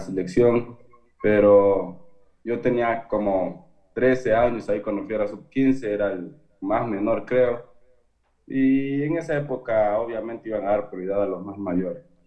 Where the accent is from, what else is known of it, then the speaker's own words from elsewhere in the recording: Imbabura, Ecuador; yo soy de Valle del Chota